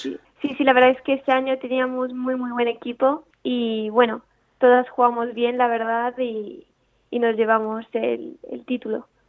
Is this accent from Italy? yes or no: yes; Italy; now in Spain; Yo soy italiana, nací en Italia, pero me mudé a España hace nueve años